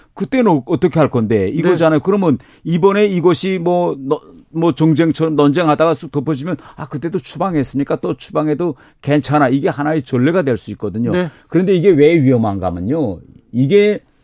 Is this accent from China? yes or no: no; North Korea; also born or lived in United Kingdom; now in South Korea; 저는 이북 출신이니까